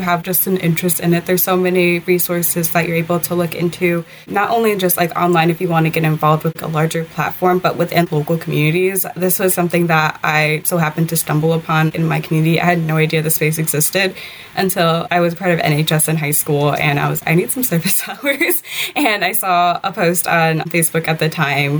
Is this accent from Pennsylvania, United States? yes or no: no; Detroit, Michigan, United States; I grew up born and raised in Detroit, the southwest side of the city